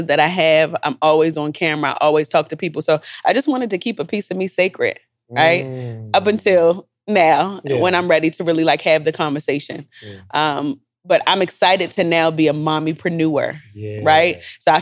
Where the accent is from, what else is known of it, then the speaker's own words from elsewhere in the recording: Jamaica; I'm Jamaican